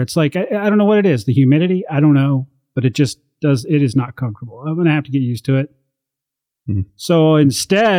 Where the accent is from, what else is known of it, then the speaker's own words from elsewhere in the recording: Montana, United States; moved away; I come from Montana where it's routinely below zero